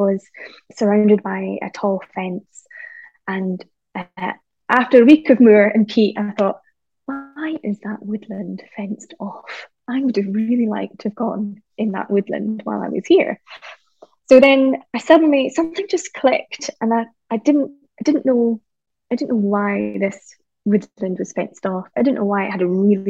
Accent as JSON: {"language": "English", "area": "the Highlands", "region": "Scotland", "country": "United Kingdom", "tie": "born or raised there", "said": "growing up in the Highlands"}